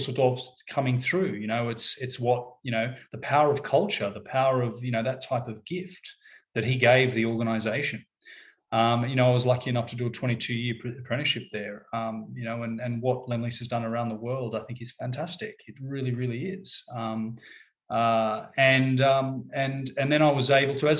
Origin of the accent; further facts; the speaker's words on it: Sydney, New South Wales, Australia; moved away as an adult; now in London, United Kingdom; I grew up on the Horsley Drive. Well, first in Fairfield West, then on Horsley Drive in Smithfield